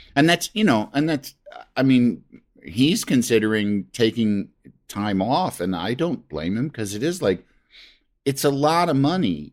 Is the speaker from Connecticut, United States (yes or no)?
no; Yorkville, Illinois, United States; also born or lived in Michigan; my mom's family hometown is Yorkville, Illinois, and that's where oh, okay. I grew up